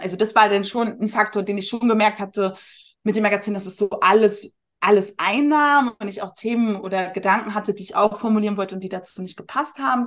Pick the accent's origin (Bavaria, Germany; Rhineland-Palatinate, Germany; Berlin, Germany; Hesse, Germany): Berlin, Germany; moved away as an adult; also born or lived in Munich; Ich bin mhm. als Berlinerin nach München gezogen